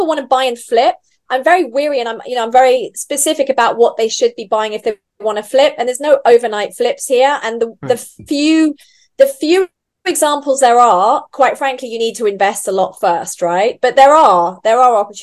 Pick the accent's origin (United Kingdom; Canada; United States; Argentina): United Kingdom; England; moved away as an adult; also born or lived in Vanuatu / Fiji / Roatan, Honduras; now in Dubai, United Arab Emirates; we lived in Vanuatu and then Fiji until I was eight. And then we came back to England when I was eight.